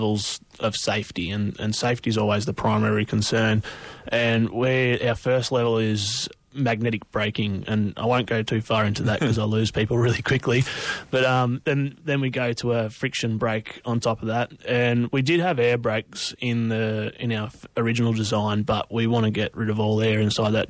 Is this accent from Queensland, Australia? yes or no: no; rural New South Wales, Australia; I'm actually from New South Wales